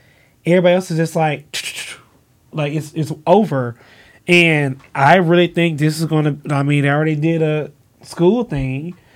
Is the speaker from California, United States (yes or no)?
no; Gulfport, Mississippi, United States; now in Atlanta, United States; back at home, Mississippi, I'm from Gulfport